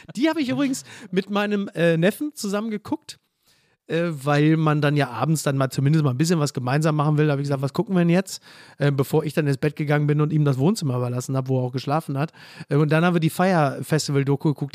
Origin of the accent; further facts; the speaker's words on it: Castrop-Rauxel, North Rhine-Westphalia, Germany; now in Hamburg, Germany; bin ich wieder in meiner Heimatstadt